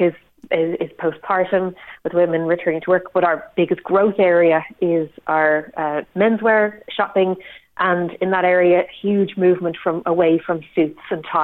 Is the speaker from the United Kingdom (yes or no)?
no; Ireland; us as Irish people